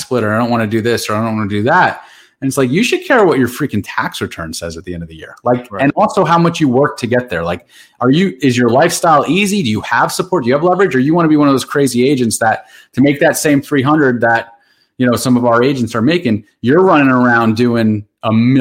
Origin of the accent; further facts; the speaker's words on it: Randolph, New Jersey, United States; I grew up in the Randolph section of Morris County